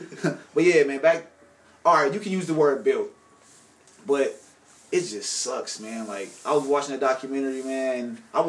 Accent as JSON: {"language": "English", "town": "Cleveland", "region": "Ohio", "country": "United States", "tie": "born or raised there", "said": "I'm from Cleveland, Ohio. Born and raised."}